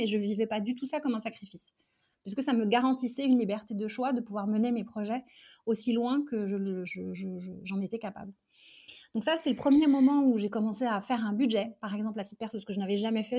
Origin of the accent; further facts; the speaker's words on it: Charenton-le-Pont, Île-de-France, France; also born or lived in Algeria; Je suis venue en France avec mes parents et mon frère quand j'avais 4 ans. Mmh euh, et donc j'ai fait toute ma scolarité euh, ici, en, proche banlieue parisienne